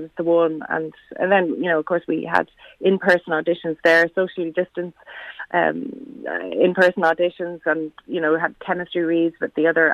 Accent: near Trim, County Meath, Leinster, Ireland; now in Dublin, Ireland; I'm from Meath, you know, originally living in Dublin now, but I'm from near Trim

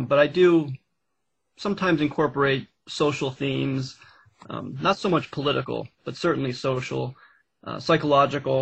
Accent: Pennsylvania, United States; the adventures I had with my brother in our youth here in Pennsylvania.

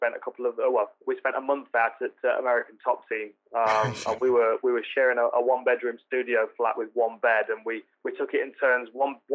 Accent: Nottingham, East Midlands, United Kingdom; my hometown, Nottingham

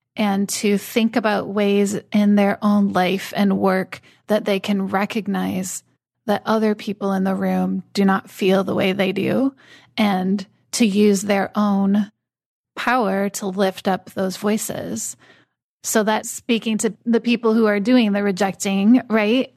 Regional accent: United States; I'm a woman, I'm white, I'm American

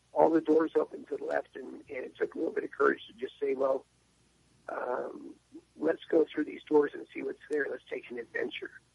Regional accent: San Diego, California, United States; moved away as an adult; now in Franklin, United States; I grew up in San Diego. I've been there since 1956, and uh, uh, my dad was in the Navy when we moved there

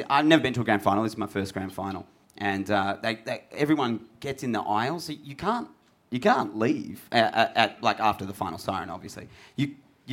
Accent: Perth, Western Australia, Australia; now in Sydney, Australia; I grew up in Perth and for no apparent reason was a Tiger supporter. And then moved to Sydney the year that the Giants started

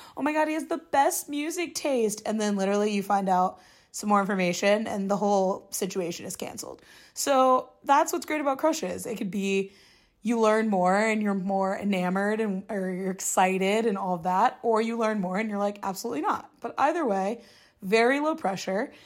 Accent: Midwest, United States; now in New York City, United States; being single as a Midwesterner who's, like, friends from home or mostly married or engaged

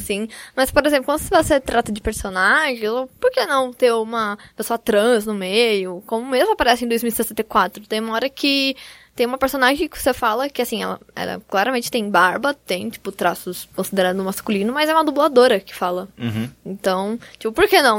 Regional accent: Campinas, São Paulo, Brazil; eu sou de Campinas

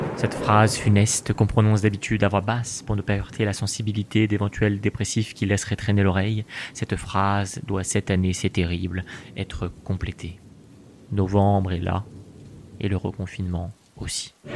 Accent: France; quand on est français

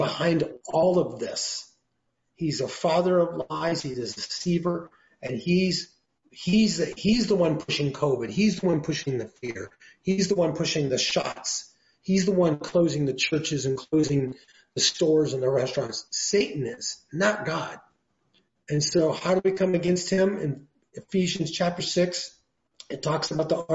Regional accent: Oregon, United States; also born or lived in Los Angeles County, California; now in Los Angeles, United States; I'm from Oregon. I live down here.

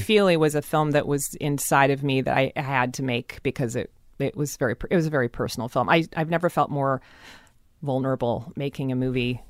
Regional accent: Seattle, Washington, United States; I grew up in a very white part of town always. I moved around very s, I mean, most of Seattle is very, very white.

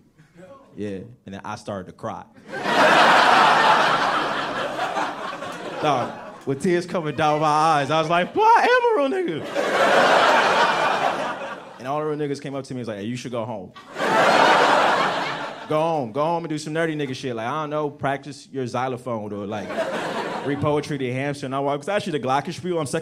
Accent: United States; also born or lived in Nigeria; I'm from Africa, but I grew up right outside of Washington, D.C.

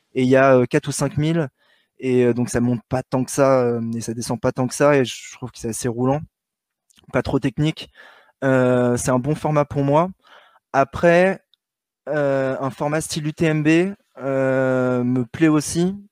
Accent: Paris, Île-de-France, France; un petit parisien euh, qui, s'entraîne dans le bois de Vincennes

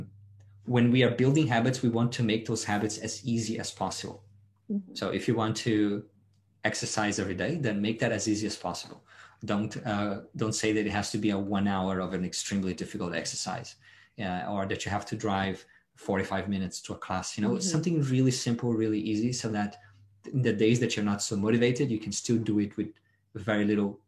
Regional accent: Brazil; moved away as an adult; now in Australia; No, I was born and raised in Brazil, and I moved here about 10

